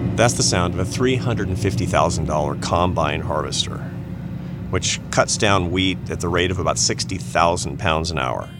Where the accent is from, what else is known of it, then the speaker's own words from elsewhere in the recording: Seattle, Washington, United States; I'm a city boy. I'm from Seattle.